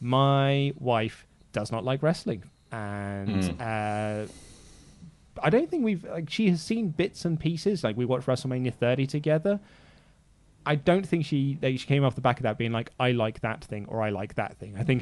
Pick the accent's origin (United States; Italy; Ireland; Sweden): Ireland; One more thing, Ollie, please use a Guinness glass. It looks wrong. I'm Irish.